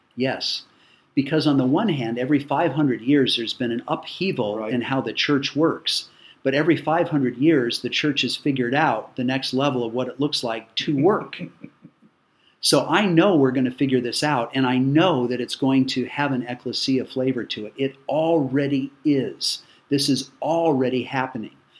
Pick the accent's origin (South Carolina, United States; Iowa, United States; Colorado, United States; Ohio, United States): Colorado, United States; moved away as an adult; now in Cincinnati, United States; I grew up in Colorado.